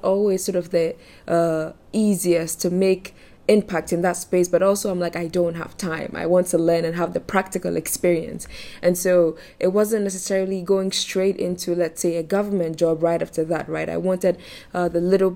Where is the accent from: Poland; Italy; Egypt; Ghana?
Ghana; Accra, Greater Accra; I am from Ghana, Accra, Ghana, actually